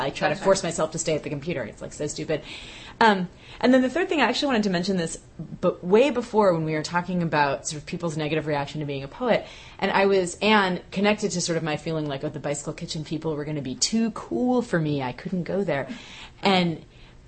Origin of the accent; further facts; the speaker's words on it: Bay Area, California, United States; moved away; I was in my late teens, right. growing up in the Bay Area